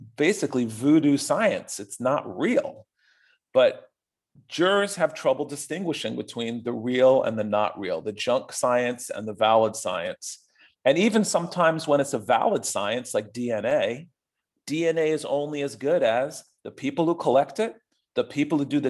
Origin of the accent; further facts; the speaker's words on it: United States; part of being an American